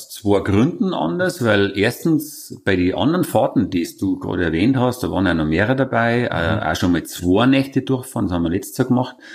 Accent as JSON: {"language": "German", "region": "Vienna", "country": "Austria", "said": "Und die haben dann gefragt, wo kommst du denn her? Sag ich, aus Wien."}